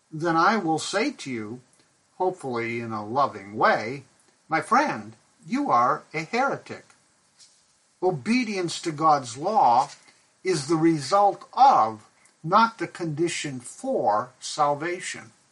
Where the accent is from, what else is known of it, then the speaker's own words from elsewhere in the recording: Pakistan; I remember growing up in Pakistan where my parents were missionaries.